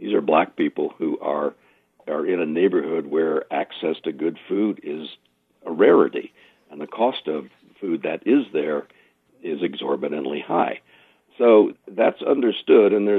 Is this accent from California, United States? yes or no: no; Hartford, Connecticut, United States; moved away; also born or lived in Jacksonville; I was from Hartford